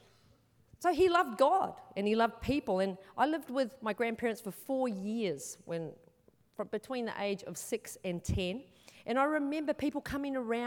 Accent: New Zealand; now in Australia; I'm from New Zealand originally. I've been in Australia for a long time though, but I'm from New Zealand

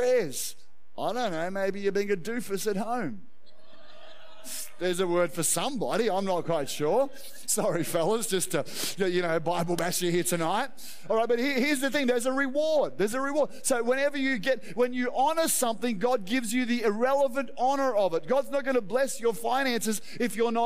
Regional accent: Australia; I love being an Australian.

